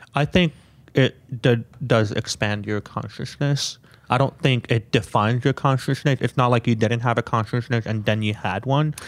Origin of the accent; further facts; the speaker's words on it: Canada; I grew up in Canada